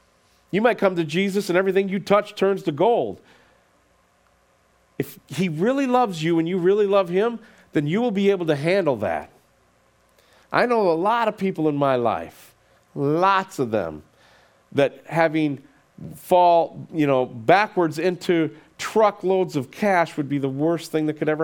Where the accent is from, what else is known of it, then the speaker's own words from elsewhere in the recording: United States; as American Christians in 2022